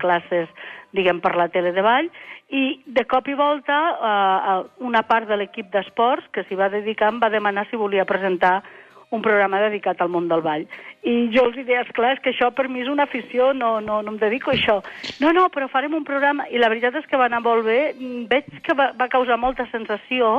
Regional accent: Estopiñán del Castillo, Aragon, Spain; also born or lived in Lleida; al meu poble, que és la Franja, és a dir, soc de Lleida, però també de la Franja de Ponent

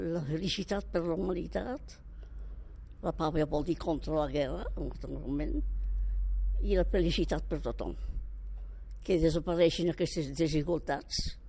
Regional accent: Catalonia, Spain; m'estimo el meu poble

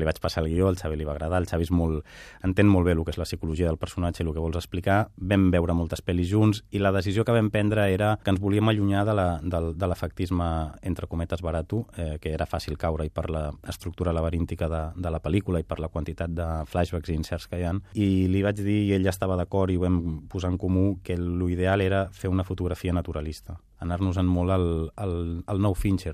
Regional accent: Catalonia, Spain; also born or lived in Barcelona; jo visc a Barcelona, sóc català

